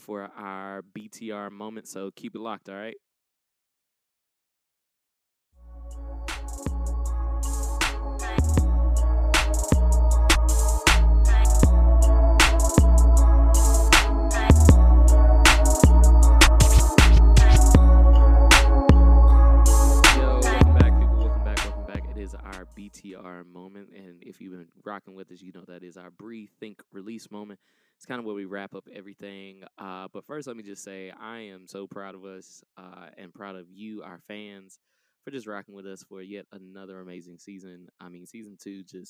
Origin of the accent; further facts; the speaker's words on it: Atlanta, Georgia, United States; I grew up in the West End area of Atlanta